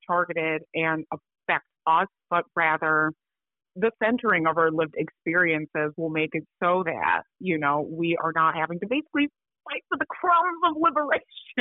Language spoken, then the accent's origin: English; Chicago, Illinois, United States; I was born in Chicago, but my parents are from Accra, Ghana